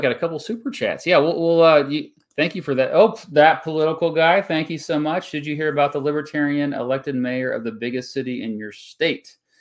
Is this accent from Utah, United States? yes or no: no; Augusta, Kansas, United States; now in northeastern Kansas, United States; I'm from the Wichita, Kansas area. I'm from Augusta, which is just outside of, of, uh, Wichita. Now I live in northeastern Kansas